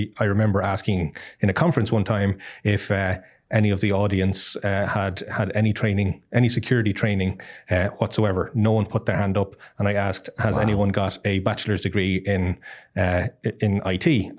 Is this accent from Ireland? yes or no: yes; Ireland; now in Costa Rica; Yes, I am Irish, but don't hold that against me.